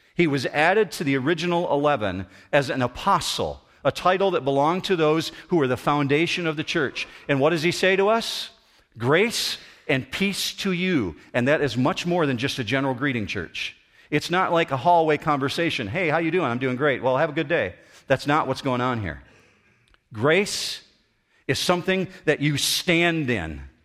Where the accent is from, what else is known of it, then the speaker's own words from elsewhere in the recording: United States; I'm still an American citizen